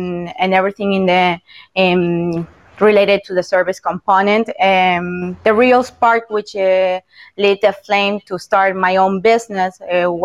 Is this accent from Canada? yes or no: no; Buenos Aires, Argentina; English is a second language; moved away as an adult; also born or lived in United States; now in Florida, United States; I'm actually from Buenos Aires, Argentina.